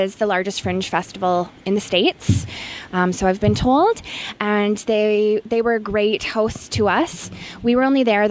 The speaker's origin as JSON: {"language": "English", "town": "Vancouver", "region": "British Columbia", "country": "Canada", "tie": "born or raised there", "moved": "yes", "lives_now": "Edmonton, Canada", "said": "I was born in Vancouver"}